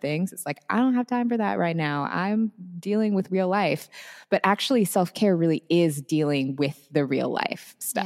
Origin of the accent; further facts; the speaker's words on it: Seattle, Washington, United States; moved away as an adult; I am originally from the Seattle area. That is where I grew up and spent my whole life up until pretty recently